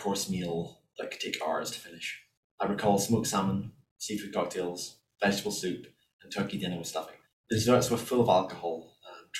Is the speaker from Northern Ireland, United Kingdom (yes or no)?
yes; Northern Ireland, United Kingdom; moved away as an adult; now in United States; I'm originally from Northern Ireland